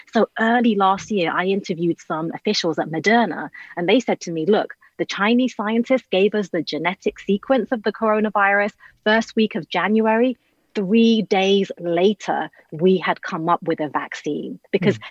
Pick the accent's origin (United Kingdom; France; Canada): United Kingdom; I'm British